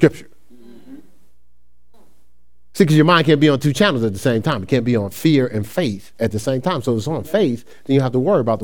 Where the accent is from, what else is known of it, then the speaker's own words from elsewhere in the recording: Newark, New Jersey, United States; moved away as an adult; now in Ohio, United States; I'm from Newark, New Jersey.